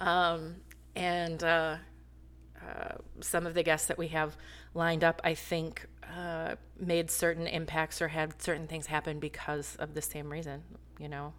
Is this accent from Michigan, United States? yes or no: yes; Flint, Michigan, United States; moved away; also born or lived in North Carolina; I'm from Flint